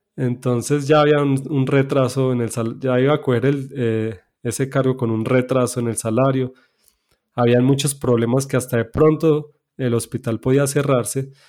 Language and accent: Spanish; Medellín, Antioquia, Colombia; yo nací en Medellín, en Colombia. Soy hijo de padres adventistas. Eh, allí me crié